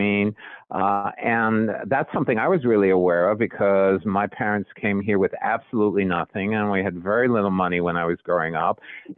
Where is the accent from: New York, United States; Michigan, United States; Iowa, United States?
New York, United States; And I grew up in Jewish New York